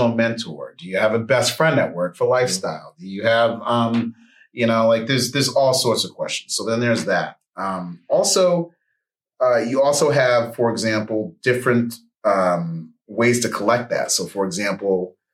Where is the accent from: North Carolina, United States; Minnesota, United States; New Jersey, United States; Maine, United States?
Maine, United States; Bangor; now in Atlanta, United States; I'm from Bangor, Maine, currently in the ATL